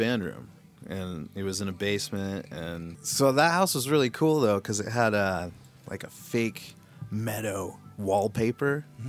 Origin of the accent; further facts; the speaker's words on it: West Valley City, Utah, United States; We're from Dubville, baby.